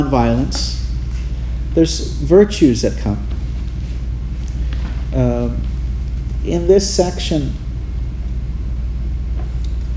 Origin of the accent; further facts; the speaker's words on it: Hawaii, United States; I grew up in Hawaii